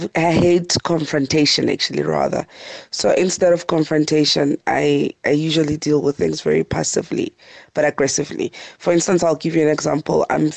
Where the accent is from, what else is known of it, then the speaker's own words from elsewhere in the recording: Pretoria, Gauteng, South Africa; from Pretoria.